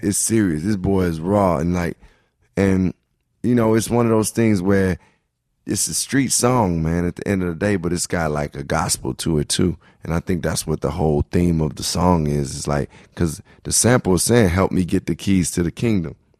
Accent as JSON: {"language": "English", "town": "Chicago", "region": "Illinois", "country": "United States", "tie": "born or raised there", "also_born_or_lived": "Brooklyn, New York", "moved": "yes", "said": "growing up in Chicago, I grew up around black culture"}